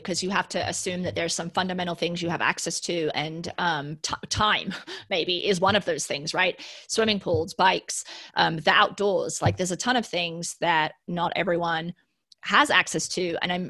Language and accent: English; United Kingdom; it's making me think about growing up in the United Kingdom, being so close to mainland Europe, right?